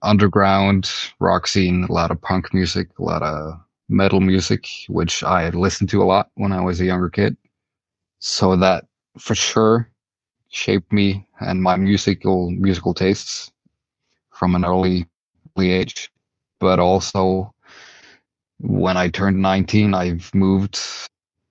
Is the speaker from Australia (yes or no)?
no; Stavanger, Rogaland, Norway; now in Denmark; I'm from Norway and grew up in Norway in a city called Stavanger